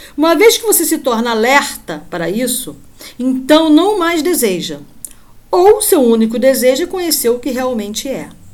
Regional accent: Rio de Janeiro, Brazil; moved away; Aqui onde eu moro não faz muito calor não, mas como boa carioca

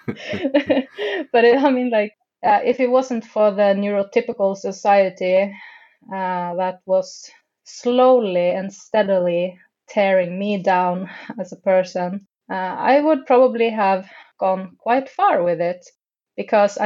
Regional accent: Tromsø, Troms, Norway; also born or lived in London, United Kingdom; now in Oslo, Norway; I'm from Tromsø, and that is the Arctic, actually

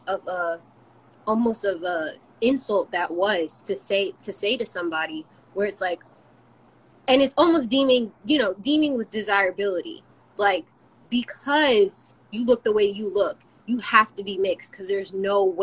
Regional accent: United States; we're from America, yes, or raised in America

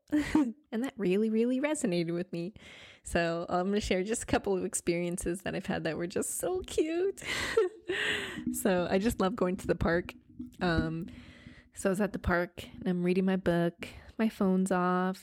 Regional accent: Grand Island, Nebraska, United States; moved away as an adult; also born or lived in California; now in New York City, United States; my hometown in Grand Island, Nebraska

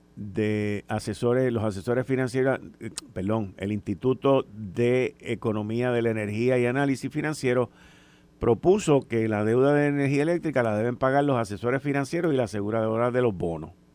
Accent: Puerto Rico; somos ciudadanos americanos

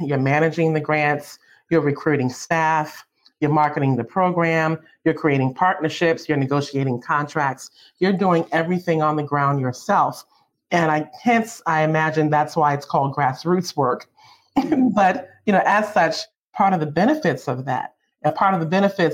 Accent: Baltimore, Maryland, United States; I lived in the community. I'm from Baltimore, Maryland.

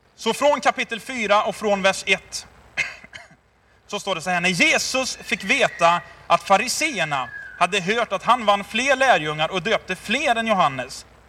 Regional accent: Tidaholm, Västra Götaland, Sweden; jag är uppväxt i Tidaholm, Labbo city för er som är lite äldre

